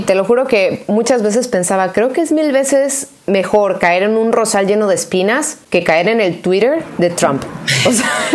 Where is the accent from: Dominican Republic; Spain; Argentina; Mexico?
Mexico; unirnos nuevamente como mexicanos